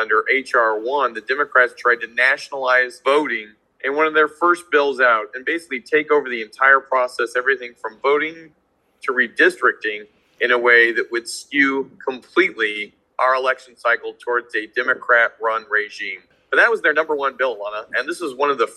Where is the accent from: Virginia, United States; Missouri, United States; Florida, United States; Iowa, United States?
Iowa, United States; my home state of Iowa